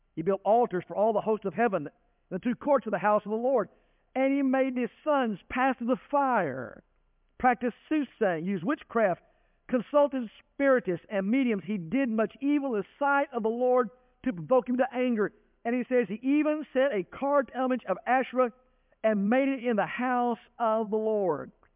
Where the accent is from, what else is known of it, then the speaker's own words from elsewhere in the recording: Denton, Texas, United States; I grew up in Denton, Texas, not small town USA